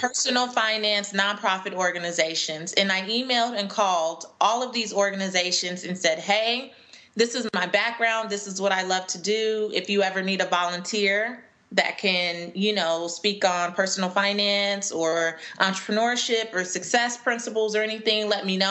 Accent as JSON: {"language": "English", "town": "Los Angeles", "region": "California", "country": "United States", "tie": "born or raised there", "moved": "as an adult", "lives_now": "Atlanta, United States", "said": "I grew up in Los Angeles and I moved to Atlanta in 2009"}